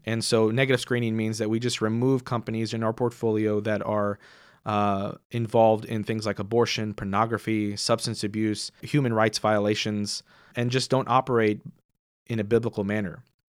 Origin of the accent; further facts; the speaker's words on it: Houston, Texas, United States; moved away as an adult; also born or lived in Seattle, United States / Waco, United States; now in Fort Worth, United States; I grew up in Houston